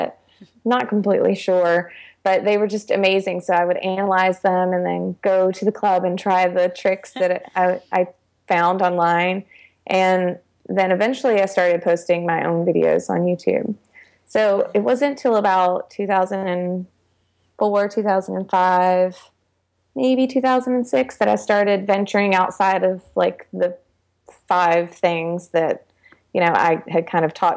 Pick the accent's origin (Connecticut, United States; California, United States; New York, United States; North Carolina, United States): North Carolina, United States; Charlotte; I grew up in the Charlotte area in North Carolina. So I've been here most of my life.